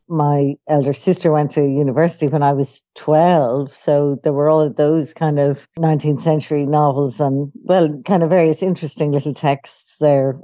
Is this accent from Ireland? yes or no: yes; Dublin, Leinster, Ireland; I grew up in Dublin, Ireland